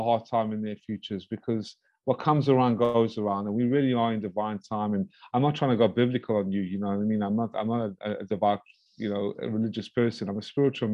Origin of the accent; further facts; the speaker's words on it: United States; I'm an American citizen